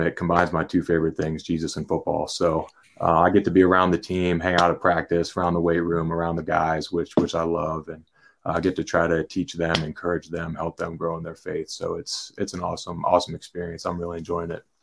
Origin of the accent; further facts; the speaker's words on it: Pittsburgh, Pennsylvania, United States; now in State College, United States; born and raised in Pittsburgh